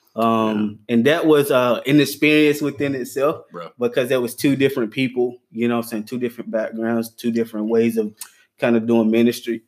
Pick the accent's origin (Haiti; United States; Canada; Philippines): United States; Gaffney, South Carolina; I'm um, born and raised in Gaffney, South Carolina